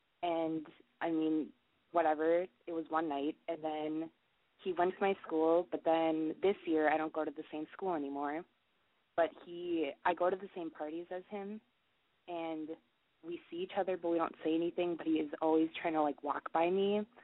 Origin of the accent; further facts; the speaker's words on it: Minneapolis, Minnesota, United States; I'm 19, and I'm from Minneapolis.